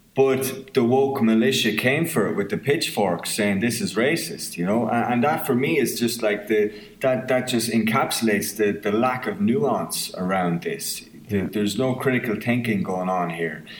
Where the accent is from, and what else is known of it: Ireland; accent: southern Irish; moved away as an adult; now in Belfast, United Kingdom